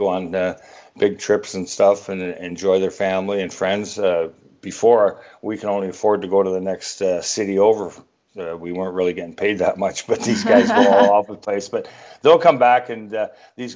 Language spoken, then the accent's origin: English; Oshawa, Ontario, Canada; moved away; I'm from Oshawa.